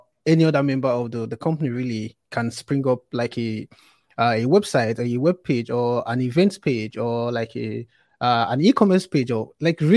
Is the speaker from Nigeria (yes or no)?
yes; Nigeria; I worked at a fintech startup in Nigeria, which is my home country.